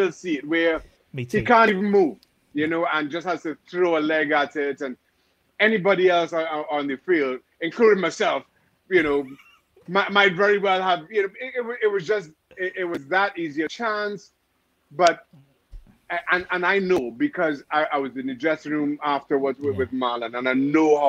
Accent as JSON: {"language": "English", "country": "Trinidad & Tobago", "tie": "born or raised there", "said": "I grew up in Trinidad Tobago where, you know, you had two channels on TV."}